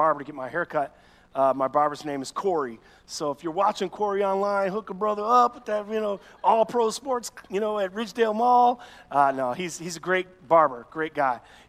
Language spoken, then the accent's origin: English; Chicago, Illinois, United States; I'm this boy from Chicago